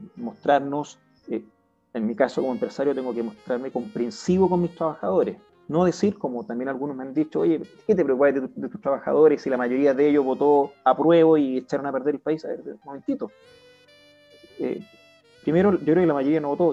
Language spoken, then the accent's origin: Spanish; Chile; como chileno como padre de familia, como empresario